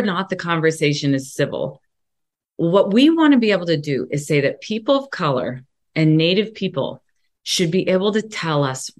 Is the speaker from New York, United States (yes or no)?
no; Mount Lebanon, Pennsylvania, United States; I grew up in Mount Lebanon, a suburb of Pittsburgh, that was almost 100% white